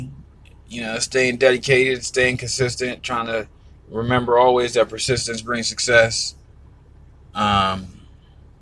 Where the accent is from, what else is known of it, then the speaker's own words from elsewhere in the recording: Southern Maryland, United States; I'm from Southern Maryland